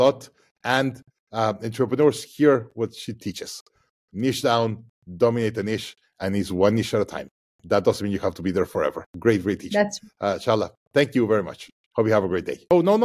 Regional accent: Mexico; my home country, Mexico

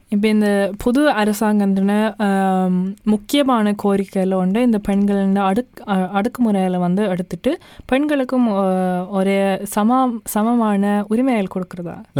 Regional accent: Norway; நாங்கள் நோர்வேயில் பிறந்து வளர்ந்த நான்

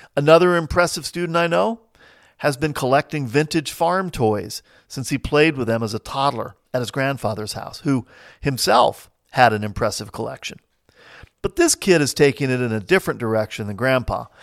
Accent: Midwest, United States; also born or lived in New Jersey; now in Saint Louis, United States; I've lived most of my life in small towns in the Midwest, but I hail originally from New Jersey.

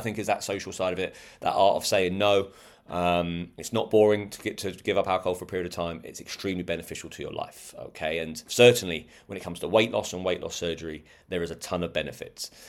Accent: United Kingdom; We're British

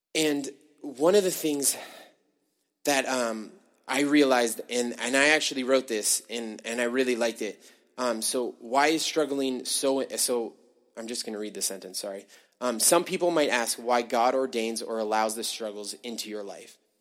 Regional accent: United States; born or raised there; now in Canada

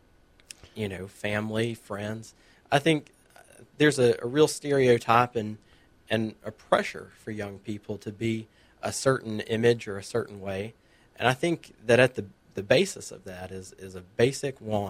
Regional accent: Murphy, North Carolina, United States; I grew up over in Murphy, North Carolina

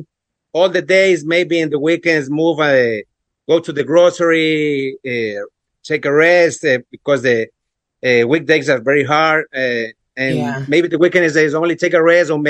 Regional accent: Ecuador; English is a second language; moved away as an adult; now in Cleveland, United States; I am from Ecuador, but now since November 2020, I live in the USA, in Cleveland, Ohio, and almost 3 years here.

